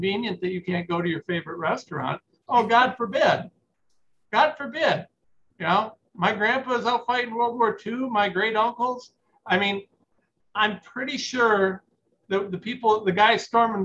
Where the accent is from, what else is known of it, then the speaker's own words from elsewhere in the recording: Fremont, Ohio, United States; I'm some schlep from Fremont